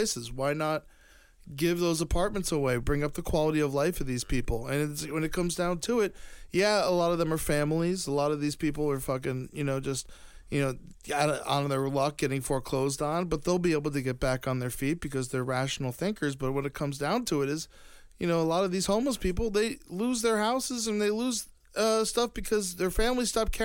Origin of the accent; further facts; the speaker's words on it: Florida, United States; growing up in Florida